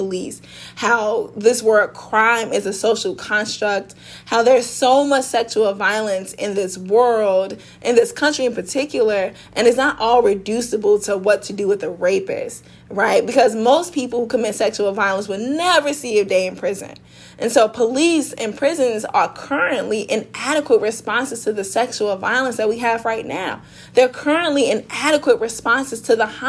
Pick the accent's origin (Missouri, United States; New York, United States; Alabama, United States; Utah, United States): Missouri, United States; St. Louis; I am from South St. Louis